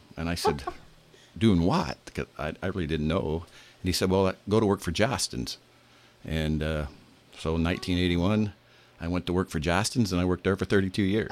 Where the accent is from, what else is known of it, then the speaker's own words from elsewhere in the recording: Bremen, United States; I was born and raised in Bremen. Uh, I graduated from Bremen High School in 1975. Um, I've, I've lived there my whole life.